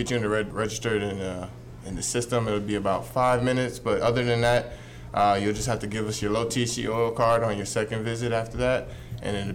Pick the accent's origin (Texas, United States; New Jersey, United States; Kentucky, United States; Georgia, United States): Georgia, United States; You know, I grew up in South Georgia, so I grew up thinking, you know, marijuana was a gateway drug